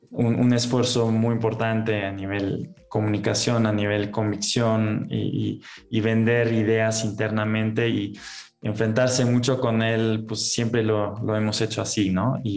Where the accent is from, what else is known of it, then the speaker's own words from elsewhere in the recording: Germany; soy alemán, eh, también tengo nacionalidad mexicana, he vivido en muchos países.